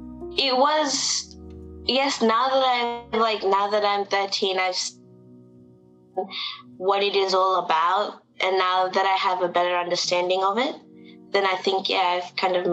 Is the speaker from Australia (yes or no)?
yes; Sydney, New South Wales, Australia; So I was born here in Australia, in Sydney, Australia, and I am 13 years old at the moment. And I was born into this, like both my parents were in Krishna consciousness when I was born